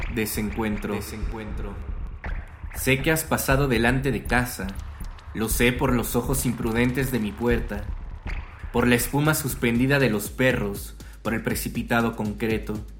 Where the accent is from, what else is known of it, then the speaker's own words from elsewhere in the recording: Mexico; nací en México y vivo en la Ciudad de México